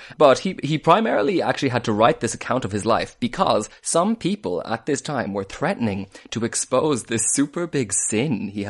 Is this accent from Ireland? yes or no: yes; Barna, Connacht, Ireland; It was really fun, actually. We'd usually go into Galway City to see the parade.